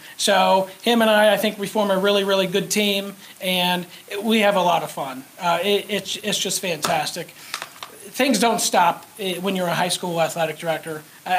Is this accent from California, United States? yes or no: no; Wyoming, United States; I'm from Wyoming, so I use Jane Wilkie as a resource